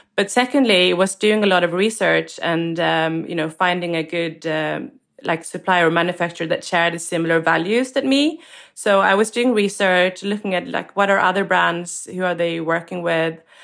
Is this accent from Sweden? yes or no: yes; Sweden; moved away as an adult; also born or lived in London, United Kingdom; I was born and raised in Sweden